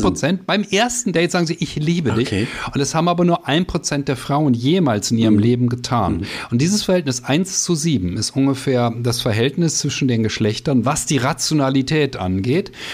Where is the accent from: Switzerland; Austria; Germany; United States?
Germany; als Deutsche